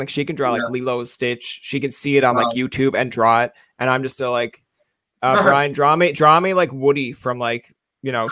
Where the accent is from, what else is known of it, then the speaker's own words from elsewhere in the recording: Newfoundland and Labrador, Canada; accent: Newfoundland; I'm a Newfoundlander. Oh, that's my accent coming by.